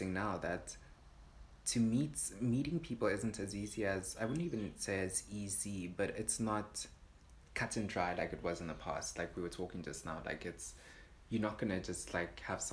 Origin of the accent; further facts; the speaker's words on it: Johannesburg, Gauteng, South Africa; I am from Joburg.